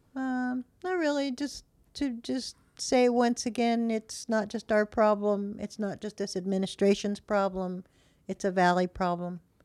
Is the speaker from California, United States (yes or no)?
yes; Modesto, California, United States; moved away; George Lucas was born in my hometown